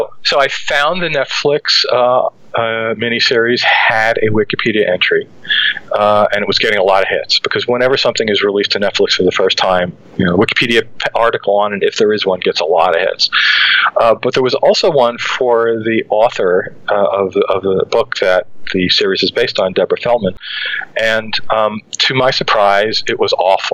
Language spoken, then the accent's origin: English; New York City, New York, United States; Growing up in Brooklyn